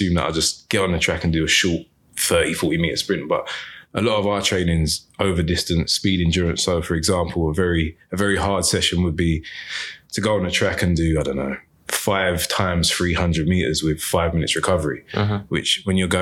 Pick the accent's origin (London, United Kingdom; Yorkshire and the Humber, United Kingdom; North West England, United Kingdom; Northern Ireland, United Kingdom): London, United Kingdom; I'm from a place called Lewisham, which is in southeast London in the UK